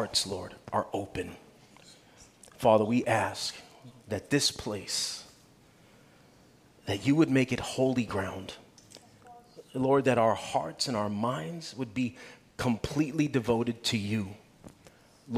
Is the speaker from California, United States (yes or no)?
no; New York City, New York, United States; now in North Carolina, United States; I live in North Carolina. I love America. I wasn't born in America. I was born in Brooklyn